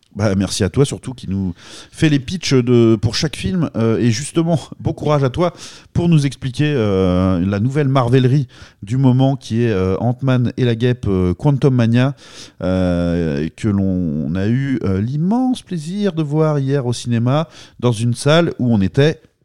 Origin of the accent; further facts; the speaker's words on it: France; nous, notamment français